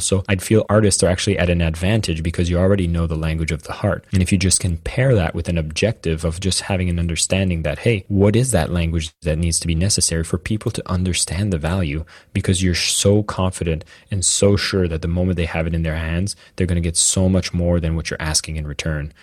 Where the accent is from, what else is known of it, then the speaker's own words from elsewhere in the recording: Canada; I'm French Canadian.